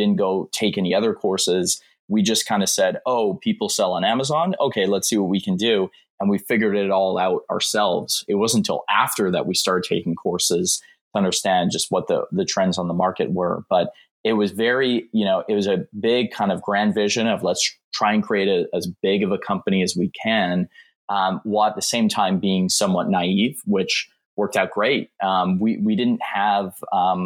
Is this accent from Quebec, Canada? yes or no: no; Calgary, Alberta, Canada; now in Vancouver, Canada; I was born and raised in Calgary, so kind of up in the mountains